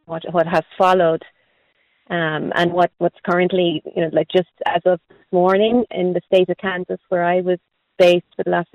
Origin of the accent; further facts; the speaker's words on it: County Wexford, Leinster, Ireland; moved away as an adult; also born or lived in United States; I'm from County Wexford, but I'm an immigrant who's returned home from the United States.